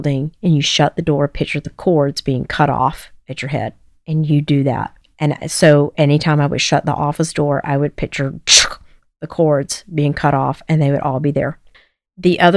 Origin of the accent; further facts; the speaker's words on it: the South, United States; accent: Southern; moved away; I'm from the South